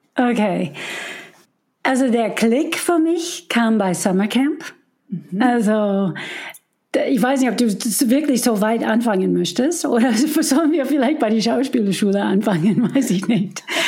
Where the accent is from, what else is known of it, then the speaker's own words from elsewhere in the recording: Detroit, Michigan, United States; first language English; German is a second language; moved away as an adult; also born or lived in Chicago; now in Germany; ich war in Detroit noch in dieser Zeit, wo ich aufgewachsen bin